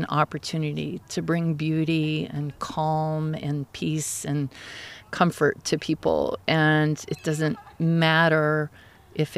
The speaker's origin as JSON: {"language": "English", "town": "Dallas", "region": "Texas", "country": "United States", "tie": "born or raised there", "also_born_or_lived": "Ogden, Utah / Denton, Texas / Miami, Florida / New Jersey", "moved": "as an adult", "lives_now": "Eugene, United States", "said": "I grew up in Dallas"}